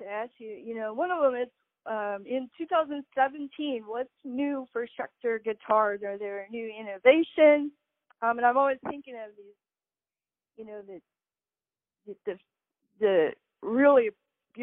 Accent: Wisconsin, United States; I'm from Wisconsin

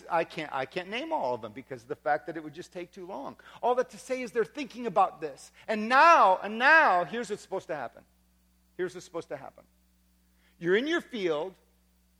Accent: Wisconsin, United States; I grew up in Wisconsin. I did. I grew up in Wisconsin

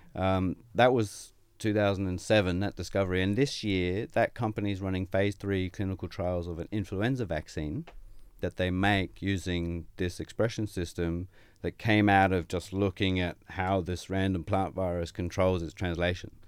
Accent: Sydney, New South Wales, Australia; moved away as an adult; also born or lived in United Kingdom / Quebec City, Canada; now in Brisbane, Australia; I grew up in Sydney, and I, I went to Sydney Uni

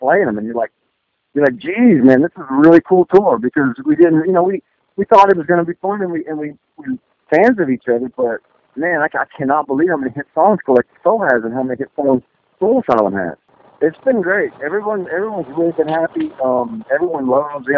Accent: Mississippi, United States; also born or lived in Westwego, Louisiana; now in Nashville, United States; I grew up in Mississippi, but when I did football in Louisiana, I lived in West Oligo, which is right outside of New Orleans when I was a kid

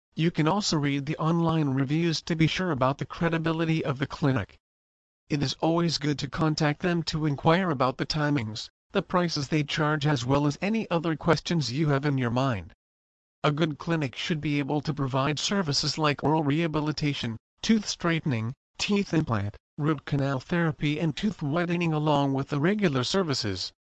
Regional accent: Bogotá, Colombia; moved away as an adult; now in United States; I was born in Bogota, Colombia

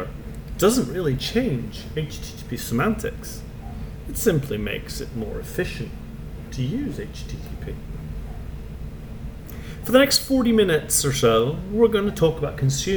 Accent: Canada; also born or lived in England; I am Canadian. Well, I was actually born in England

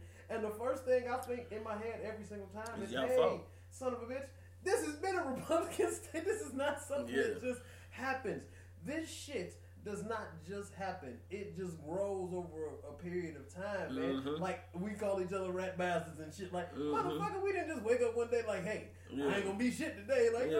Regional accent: Michigan, United States; I'm from Michigan

